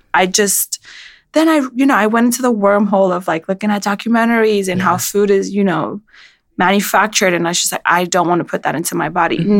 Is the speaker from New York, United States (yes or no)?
yes; New York City, New York, United States; moved away as an adult; now in Paris, France; everything that I like love about being a New Yorker